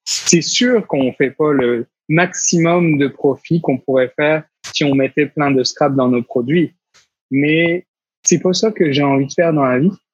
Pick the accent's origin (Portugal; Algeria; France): France; moved away as an adult; now in Quebec, Canada; à 6000 km de ma terre natale